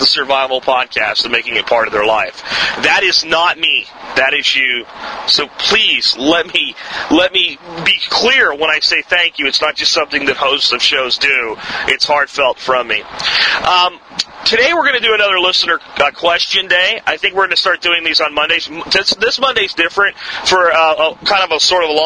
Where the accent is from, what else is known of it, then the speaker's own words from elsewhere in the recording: Northeast, United States; moved away; I grew up in the Northeast